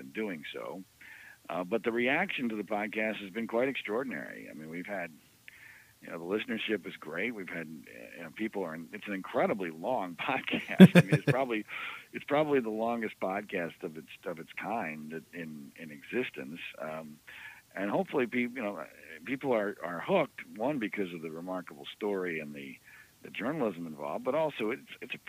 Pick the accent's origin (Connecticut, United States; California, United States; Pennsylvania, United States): Pennsylvania, United States; I grew up in Pennsylvania